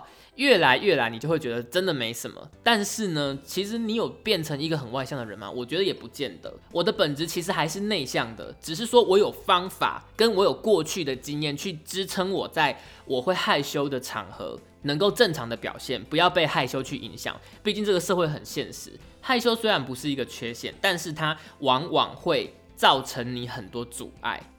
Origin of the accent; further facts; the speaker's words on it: Pingtung County, Taiwan; 因为我是屏东人，所以其实我那个时候念大学的时候，我参加一个叫做屏东校友会的社团，里面全部都是屏东人。因为我是念台北的大学，所以我们这群屏东人呢，就一定是租房子住在学校附近。